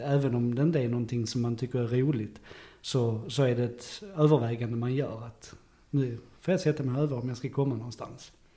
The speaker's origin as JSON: {"language": "Swedish", "town": "Löddeköpinge", "region": "Skåne", "country": "Sweden", "tie": "born or raised there", "also_born_or_lived": "Saint Petersburg", "said": "jag är född i Löddeköpinge"}